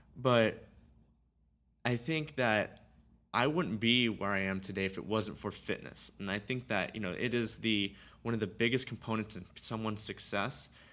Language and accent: English; Simi Valley, California, United States; I grew up in Simi Valley